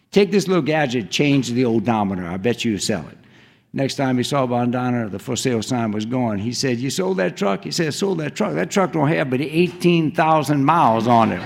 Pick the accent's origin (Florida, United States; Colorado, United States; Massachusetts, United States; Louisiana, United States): Louisiana, United States; Cajun country; moved away; I grew up in Cajun country